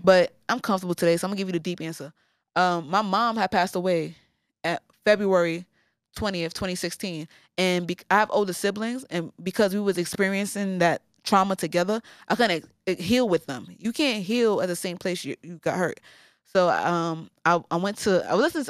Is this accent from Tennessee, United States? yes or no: no; New York City, New York, United States; now in Brooklyn, United States; I'm from the Bronx